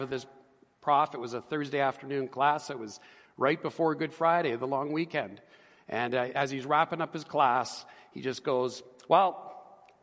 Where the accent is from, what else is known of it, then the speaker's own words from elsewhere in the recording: Edmonton, Alberta, Canada; I grew up here in Edmonton. I was born and raised